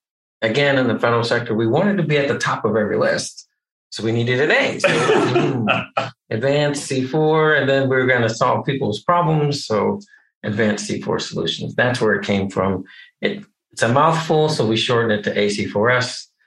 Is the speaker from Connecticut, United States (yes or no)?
yes; Connecticut, United States; I'm originally from Connecticut, born and raised there. My dad was a Methodist minister, so he got a new church every 3 to 5 years. So we moved around a bit.